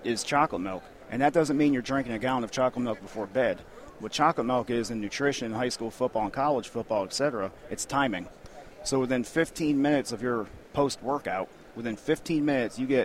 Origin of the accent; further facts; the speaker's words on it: northeast Pennsylvania, United States; now in Texas, United States; it's where I'm from. Born and raised, northeast Pennsylvania, blue-collar, cement belt town.